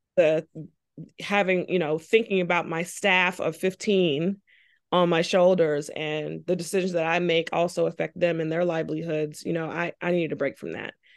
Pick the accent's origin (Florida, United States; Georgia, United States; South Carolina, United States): South Carolina, United States; Charleston; moved away as an adult; now in North Carolina, United States; I'm originally from Charleston, South Carolina. Came to North Carolina for college